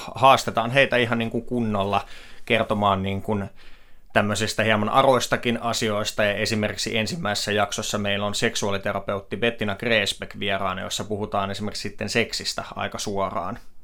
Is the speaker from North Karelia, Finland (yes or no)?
no; Myrskylä, Uusimaa, Finland; moved away as an adult; also born or lived in Helsinki; minä olen myrskyläläinen mies kotoisin sieltä Lasse Virenin kotipitäjästä ja sen jälkeen, kun sieltä lähdin Helsinkiin